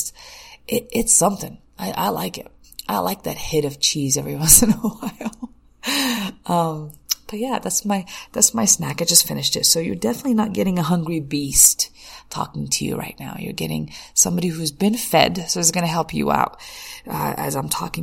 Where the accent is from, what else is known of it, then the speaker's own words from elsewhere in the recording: United States; if we grew up in the States